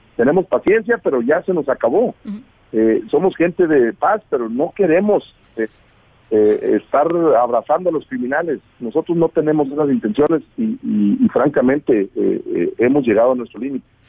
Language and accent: Spanish; Mexico; Nosotros somos mexicanos, ciudadanos mexicanos